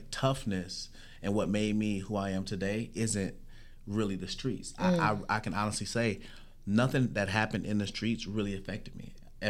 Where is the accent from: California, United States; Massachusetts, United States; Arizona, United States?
California, United States; San Bernardino; I'm talking about born at St. Bernardine's Hospital in the heart of San Bernardino.